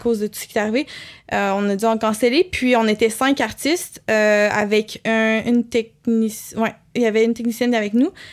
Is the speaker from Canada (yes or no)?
yes; Quebec City, Quebec, Canada; je viens de Québec, fait que là, je suis à Montréal